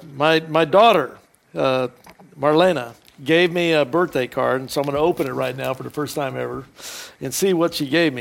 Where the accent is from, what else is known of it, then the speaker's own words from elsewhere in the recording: Houston, Texas, United States; I'm from Houston, Texas